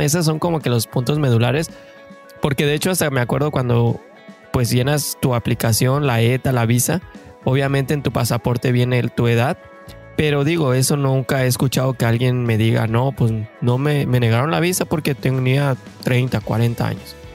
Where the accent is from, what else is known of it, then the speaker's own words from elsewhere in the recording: Mexico; moved away as an adult; now in Canada; somos mexicanos de corazón que venimos en busca de ese famosísimo sueño canadiense